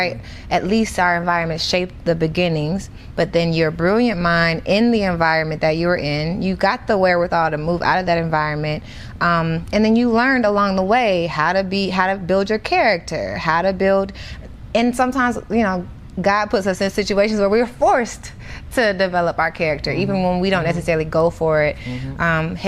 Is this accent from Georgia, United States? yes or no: yes; College Park, Georgia, United States; I'm from Atlanta. I grew up in College Park